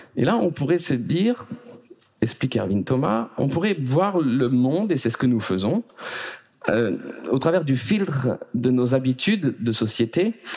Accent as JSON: {"language": "French", "town": "Paris", "region": "Île-de-France", "country": "France", "tie": "born or raised there", "said": "là où j'ai grandi, j'ai grandi à Paris"}